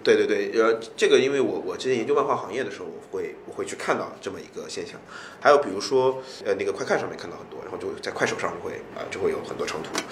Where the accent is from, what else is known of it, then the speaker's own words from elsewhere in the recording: China; 我作为一个中国人